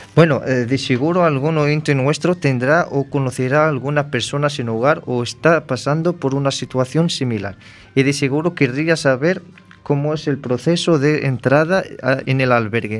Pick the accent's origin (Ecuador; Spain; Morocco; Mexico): Morocco; moved away; siendo yo marroquí